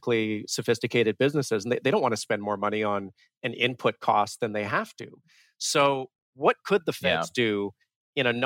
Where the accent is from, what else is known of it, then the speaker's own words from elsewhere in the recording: Vancouver, British Columbia, Canada; Growing up in Vancouver, I'm about as urban as you can get